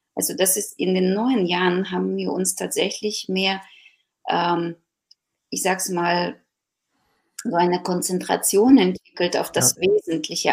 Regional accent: Ukraine; now in Germany; ich bin gebürtige Ukrainerin, die schon sehr lange in Deutschland lebt

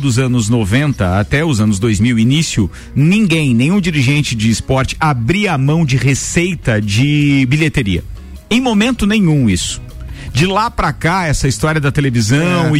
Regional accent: Brazil; nós, enquanto brasileiros

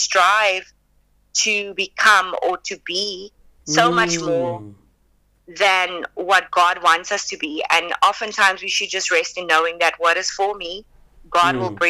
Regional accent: South Africa; accent: South African; But I was very adamant about not losing my South African accent, which I think is a choice.

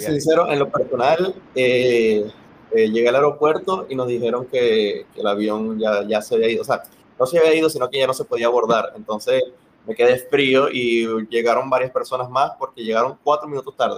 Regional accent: Venezuela; born or raised there

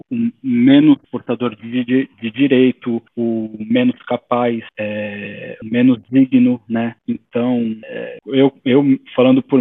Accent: Brazil; now in Portugal; covarde, porque eu não posso deixar de ser brasileiro brasileiro. Eu também não vou ficar forçando o sotaque português, eu já estou aqui há muitos anos

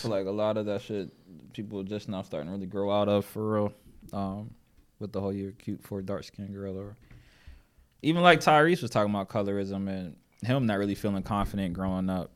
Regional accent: Erie, Pennsylvania, United States; now in Charlotte, United States; I'm from Erie, Pennsylvania originally, but I've been in Charlotte for quite some time

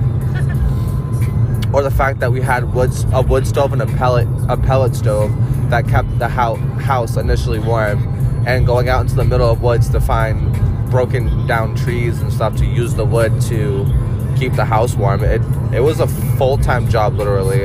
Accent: Worcester, Massachusetts, United States; I'm originally from Massachusetts. I grew up in Worcester

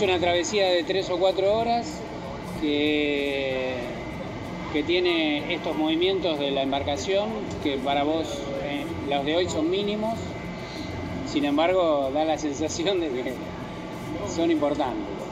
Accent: Buenos Aires, Argentina; a los porteños que, estamos tan lejos

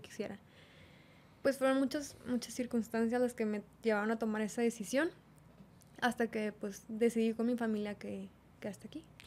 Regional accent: Monterrey, Nuevo León, Mexico; yo soy regia, mm, soy de aquí de Monterrey

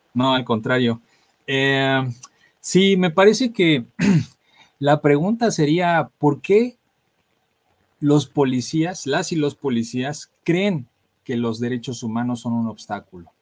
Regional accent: Mexico; como sociedad mexicana pues traemos arraigadas

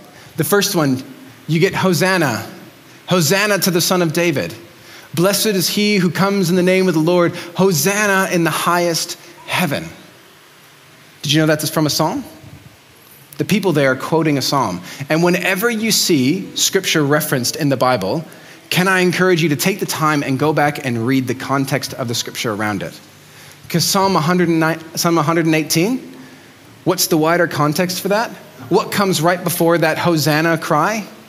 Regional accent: Mexico City, Mexico; I grew up in Mexico City.

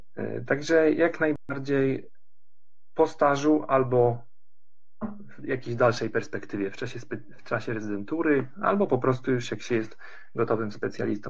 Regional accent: Tricity, Pomeranian Voivodeship, Poland; moved away as an adult; also born or lived in Lund, Sweden; now in Karlskrona, Sweden; Ja sam, y, pochodzę z Trójmiasta

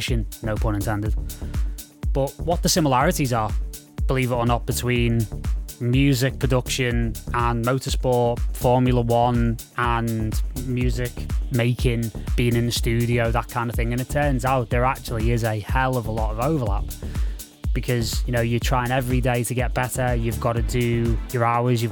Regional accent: United Kingdom; as a British guy

